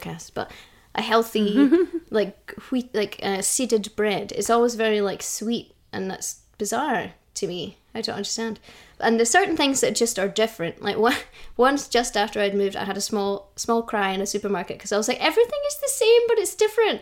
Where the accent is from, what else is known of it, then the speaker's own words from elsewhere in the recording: Stirling, Scotland, United Kingdom; also born or lived in Dunblane / Thornhill / Glasgow; I grew up in and around Stirling. So I lived in Dunblane for a bit, and then in the countryside, a place called Thornhill, until I moved to Glasgow for university.